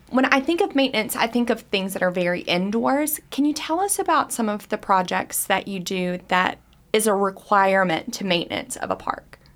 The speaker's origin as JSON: {"language": "English", "town": "Greensburg", "region": "Kentucky", "country": "United States", "said": "I'm from Greensburg, Kentucky"}